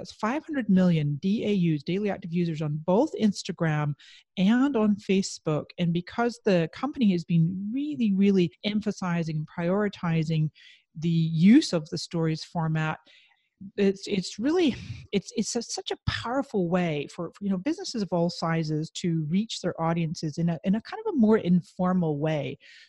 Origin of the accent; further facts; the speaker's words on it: Scotland, United Kingdom; moved away as an adult; now in San Diego, United States; And then when I immigrated from Scotland to San Diego, California in 1999, I became an entrepreneur.